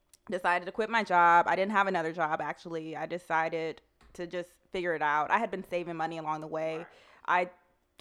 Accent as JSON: {"language": "English", "region": "Maryland", "country": "United States", "moved": "yes", "lives_now": "Atlanta, United States", "said": "I'm from Maryland"}